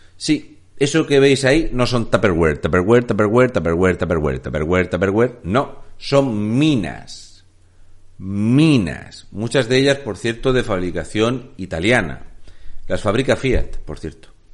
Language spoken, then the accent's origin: Spanish; Region of Murcia, Spain; un murciano encabronado